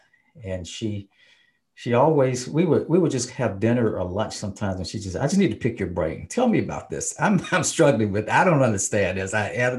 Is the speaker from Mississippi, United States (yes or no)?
yes; Mississippi, United States; As a Black man growing up, a Black person growing up in Mississippi and having experienced Jim Crowism firsthand